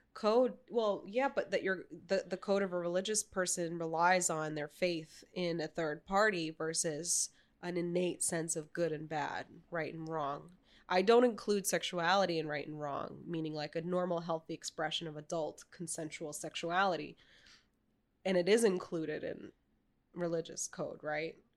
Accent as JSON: {"language": "English", "town": "New York City", "region": "New York", "country": "United States", "tie": "born or raised there", "said": "I grew up in New York City"}